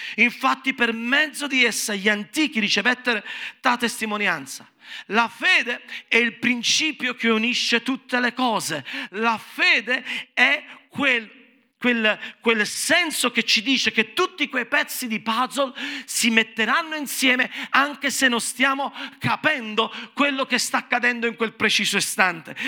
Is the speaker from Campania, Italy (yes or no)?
yes; Naples, Campania, Italy; sono napoletano